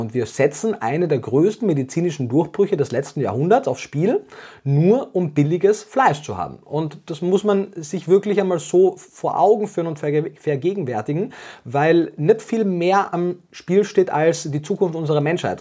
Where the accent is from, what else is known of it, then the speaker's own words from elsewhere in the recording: Austria; moved away as an adult; now in Germany; Wie man ab dem ersten Satz wahrscheinlich hört, komme ich ursprünglich aus Österreich, äh, lebe jetzt aber schon sieben Jahre in Deutschland